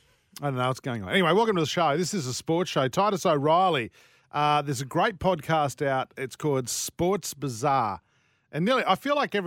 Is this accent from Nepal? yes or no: no; Australia; I'm Australian